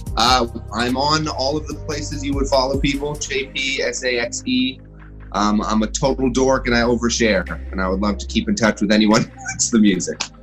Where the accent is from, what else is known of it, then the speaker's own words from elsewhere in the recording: Toronto, Ontario, Canada; moved away as an adult; now in Los Angeles, United States; I grew up in Canada. I'm from Toronto